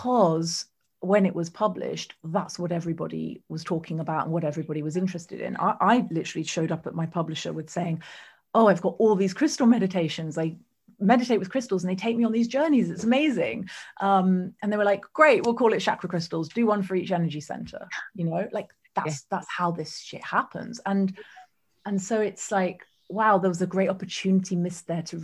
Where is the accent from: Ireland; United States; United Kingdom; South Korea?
United Kingdom